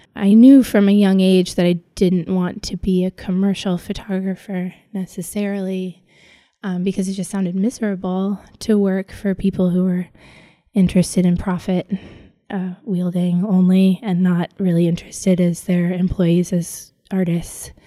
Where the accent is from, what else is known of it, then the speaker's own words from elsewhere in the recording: Los Angeles, California, United States; also born or lived in New York; I grew up in Los Angeles, where I live now